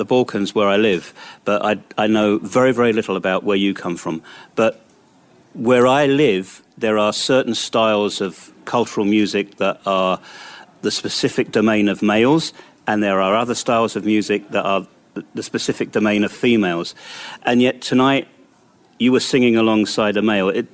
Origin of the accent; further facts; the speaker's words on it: London, United Kingdom; moved away; I'm a born Londoner. I'm not too far from where I was born in West Kensington.